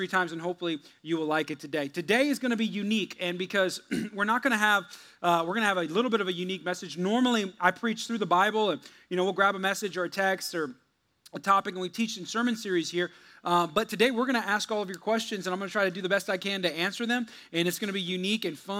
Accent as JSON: {"language": "English", "country": "United States", "also_born_or_lived": "Texas", "said": "we're American"}